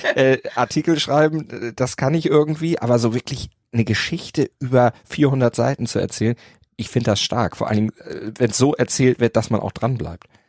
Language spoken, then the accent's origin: German; Oldersbüll, Schleswig-Holstein, Germany; also born or lived in Hamburg; aufgewachsen in Nordfriesland, gar nicht weit weg von Pellworm, allerdings ein bisschen übers Wasser rüber in der Nähe von Husum